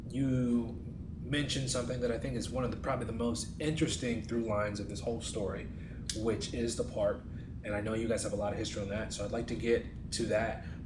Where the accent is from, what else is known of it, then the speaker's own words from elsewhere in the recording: New York, United States; moved away; I'm originally from New York, so my New York vernacular